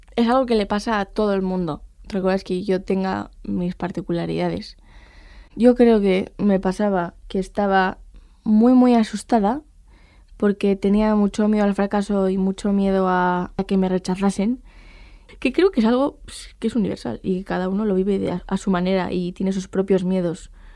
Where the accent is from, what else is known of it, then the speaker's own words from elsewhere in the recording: Pamplona, Navarre, Spain; soy de Pamplona y soy estudiante de Periodismo y Filosofía